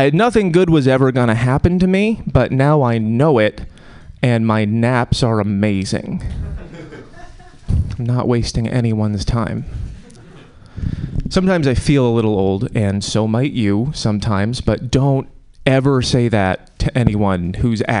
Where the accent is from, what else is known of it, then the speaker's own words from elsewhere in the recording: Connecticut, United States; now in Oakland, United States; I'm from Connecticut.